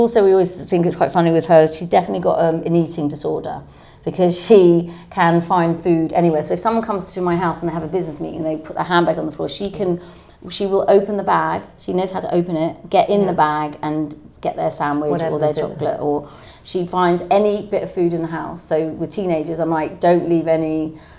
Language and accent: English; London, United Kingdom; So I'm from Camden.